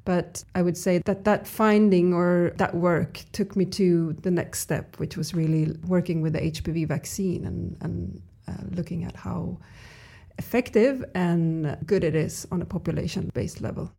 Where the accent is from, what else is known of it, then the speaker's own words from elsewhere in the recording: Stockholm, Stockholm County, Sweden; I'm from Stockholm.